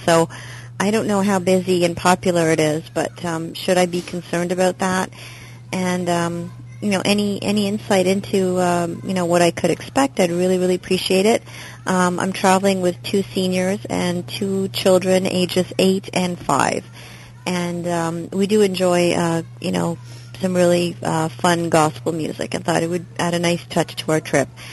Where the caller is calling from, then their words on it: Toronto, Ontario, Canada; I'm calling from Toronto, Canada